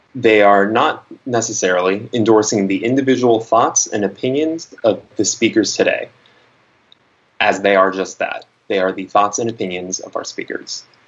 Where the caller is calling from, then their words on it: Los Angeles, California, United States; I'm calling from Los Angeles.